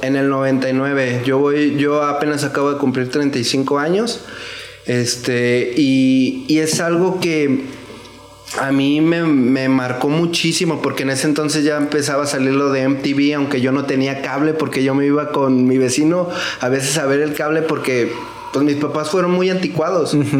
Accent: Zapopan, Jalisco, Mexico; yo soy de Zapopan Centro. Yo, yo pienso que soy la segunda generación de ahí, de Zapopan.

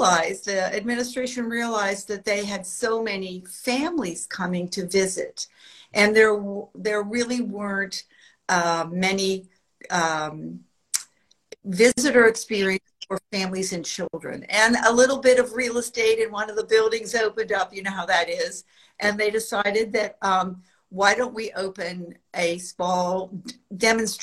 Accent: Western Pennsylvania, United States; also born or lived in Washington, D.C.; now in Savannah, United States; I was born in Western Pennsylvania in the snow belt

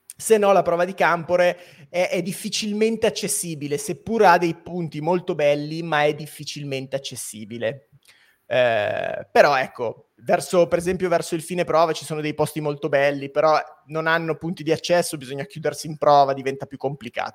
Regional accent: Biella, Piedmont, Italy; io sono di Biella

